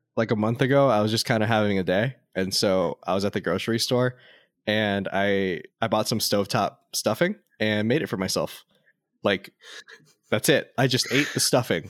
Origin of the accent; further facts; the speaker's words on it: Las Vegas, Nevada, United States; I grew up in Las Vegas